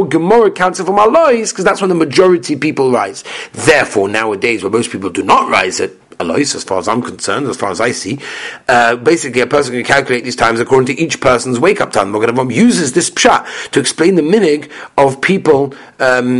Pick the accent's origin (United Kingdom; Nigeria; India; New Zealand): United Kingdom; England; I'm from England.